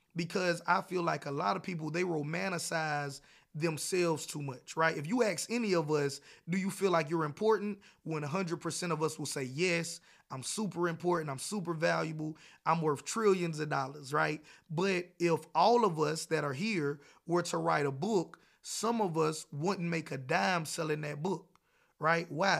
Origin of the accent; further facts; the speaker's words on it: South Carolina, United States; I was born and raised in South Carolina and North Carolina